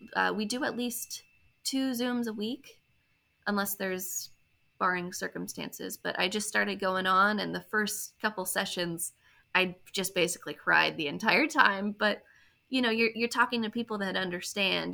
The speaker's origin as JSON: {"language": "English", "region": "Maryland", "country": "United States", "said": "I'm from Maryland originally"}